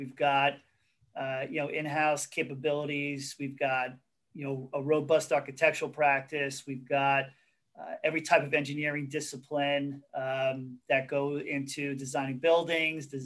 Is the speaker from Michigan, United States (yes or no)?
no; Hicksville, New York, United States; I grew up in Hicksville